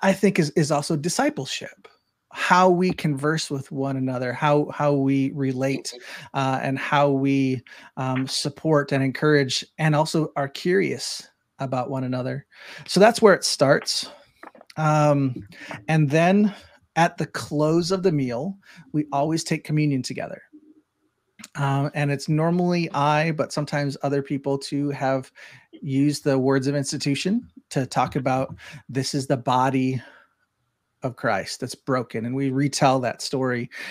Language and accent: English; Spring Lake Park, Minnesota, United States; growing up in Spring Lake Park, Minnesota